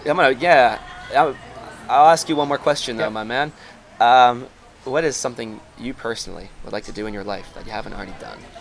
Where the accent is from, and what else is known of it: United States